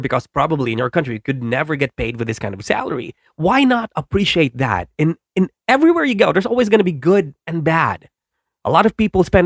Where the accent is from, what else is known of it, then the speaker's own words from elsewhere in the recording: Philippines; I'm from the Philippines